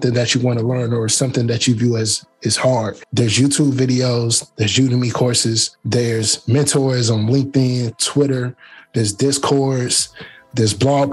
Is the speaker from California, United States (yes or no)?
no; Canton, Ohio, United States; I'm from Canton, Ohio. And Canton is a old steel mill town.